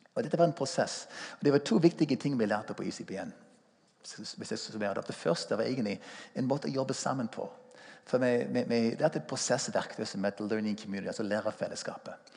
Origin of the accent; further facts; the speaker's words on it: United States; Norwegian is a second language; moved away as an adult; now in Stavanger, Norway; Jeg er amerikaner. Kom til Norge i 1981 som 22-åring